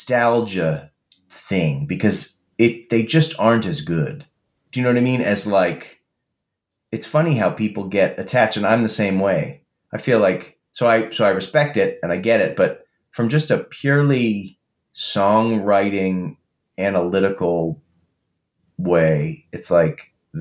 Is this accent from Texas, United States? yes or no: no; Boston, Massachusetts, United States; I'm from Boston